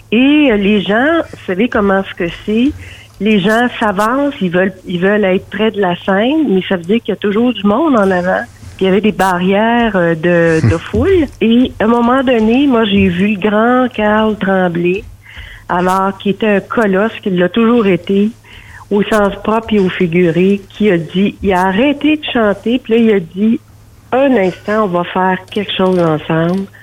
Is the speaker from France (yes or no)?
no; Drummondville, Quebec, Canada; Drummond, je viens de Drummond.